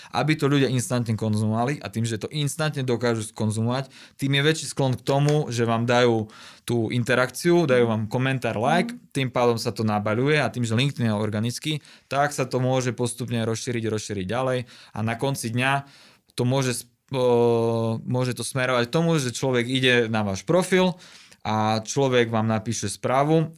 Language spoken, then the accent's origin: Slovak; Košice, Košice Region, Slovakia; som z Košic